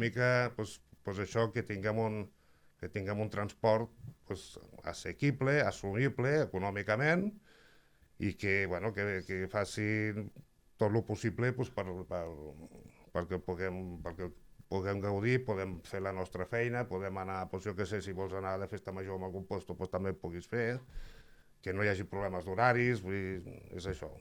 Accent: La Granadella, Catalonia, Spain; jo sóc de, soc de la Granadella

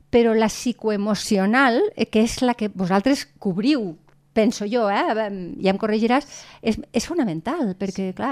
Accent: Lleida, Catalonia, Spain; Les que som de Lleida sí, ens toquen això

